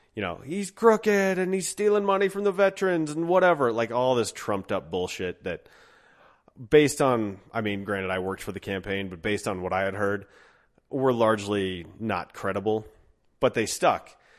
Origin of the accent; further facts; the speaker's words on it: Golden, Colorado, United States; also born or lived in Denver; my hometown of Golden